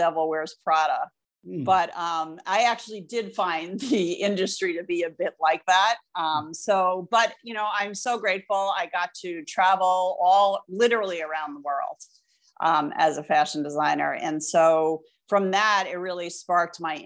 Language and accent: English; United States; also born or lived in Vermont; I grew up right outside of New York City.